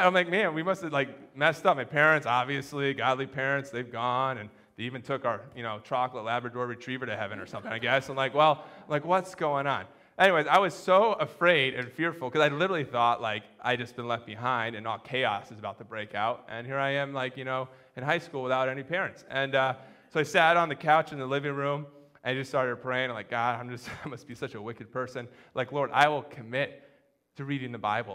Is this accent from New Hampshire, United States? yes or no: yes; Connecticut and New Hampshire, United States; I grew up in Connecticut and New Hampshire